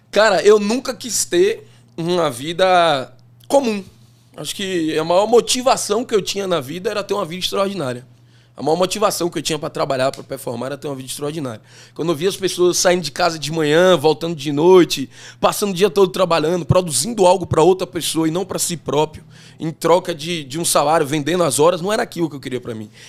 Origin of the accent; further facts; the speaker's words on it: Feira de Santana, Bahia, Brazil; born there; Eu nasci em Feira de Santana, mas por que, que eu nasci em Feira de Santana? Minha mãe é quem fazia os partos em Ixu, ela é enfermeira.